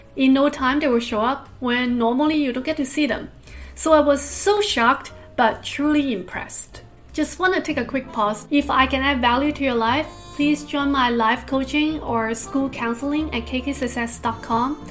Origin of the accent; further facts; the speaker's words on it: United States; moved away as an adult; now in Singapore; an American citizen